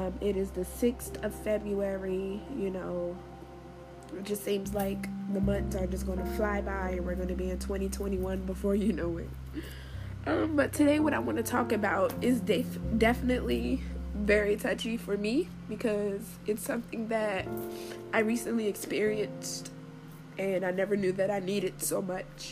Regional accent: Washington, District of Columbia, United States; moved away; also born or lived in Florida; my hometown of Washington, D.C.

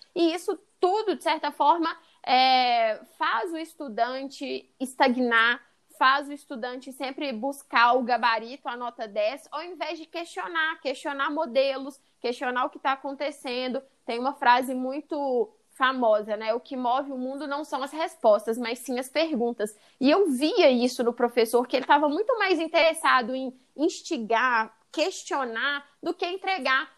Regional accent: Brazil; also born or lived in California; eu já saí do Brasil

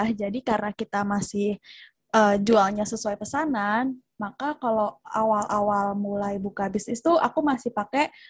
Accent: Jakarta, Indonesia; now in Yogyakarta, Indonesia; aku asal Jakarta

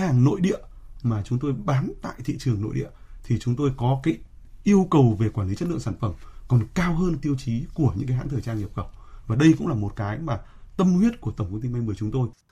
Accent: Vietnam; Chúng tôi là người Việt Nam và chúng tôi là doanh nghiệp Việt Nam

